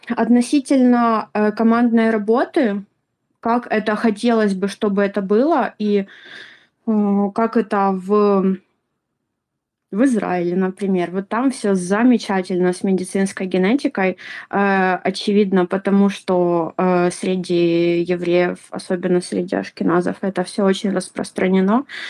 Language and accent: Russian; Ukraine; я из Украины